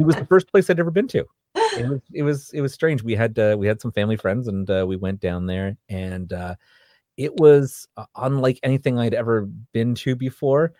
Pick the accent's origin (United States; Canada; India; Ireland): Canada; I'm from Canada